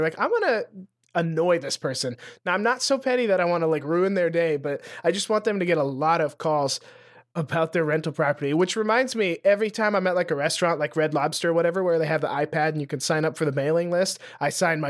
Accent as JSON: {"language": "English", "town": "Lewistown", "region": "Montana", "country": "United States", "tie": "born or raised there", "said": "My hometown, Lewistown, yep, Montana, has like 7,000 people in it"}